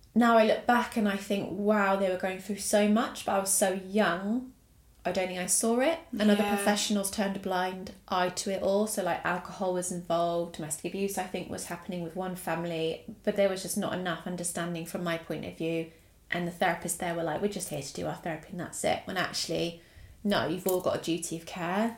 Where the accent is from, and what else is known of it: Essex, East of England, United Kingdom; born or raised there; also born or lived in Italy